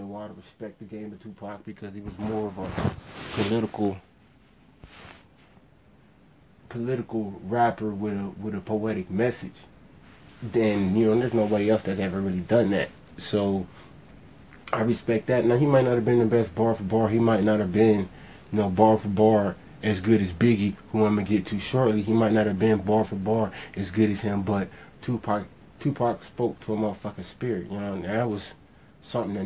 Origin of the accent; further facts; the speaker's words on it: Ohio, United States; I'm from Ohio